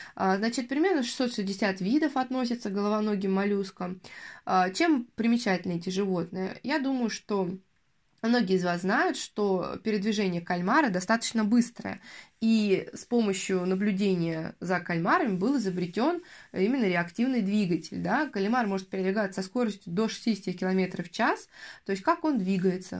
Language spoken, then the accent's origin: Russian; Yaroslavl, Yaroslavl Oblast, Russia; я, в частности, из Ярославля